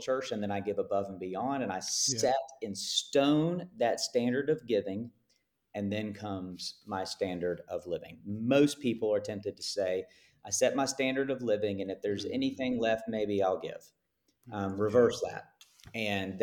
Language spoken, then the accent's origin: English; United States; I'm speaking as an American here who swims in circles of high, high wealth